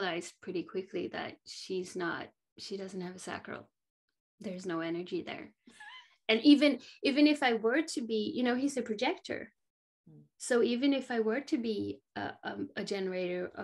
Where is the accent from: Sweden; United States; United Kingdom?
Sweden; I grew up in Sweden